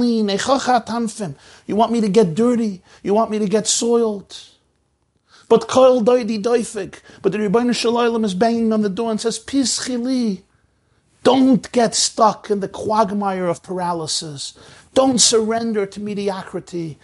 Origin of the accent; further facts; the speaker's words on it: United States; I grew up in the United States of America